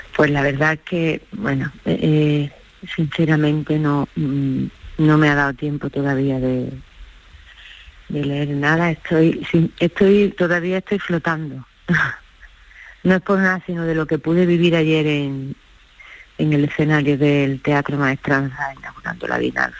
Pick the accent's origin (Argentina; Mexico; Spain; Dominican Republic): Spain; Ogíjares, Andalusia; en mi pueblo